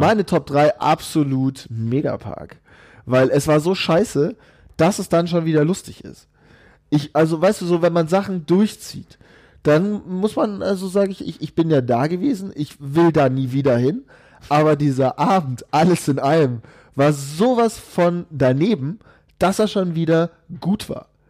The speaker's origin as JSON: {"language": "German", "region": "Bavaria", "country": "Germany", "said": "selbst als Bayer, wobei äh, so wirklich bayerisch fühle ich mich jetzt nicht"}